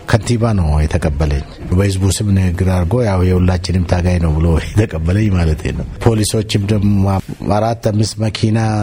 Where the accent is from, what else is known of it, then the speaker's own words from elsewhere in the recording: Toke, Oromia, Ethiopia; ቶኬ የተወለድኩበት አካባቢ